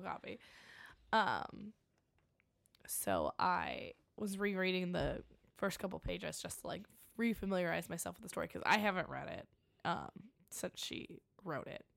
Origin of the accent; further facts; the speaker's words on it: Springfield, Illinois, United States; we're from Springfield, Illinois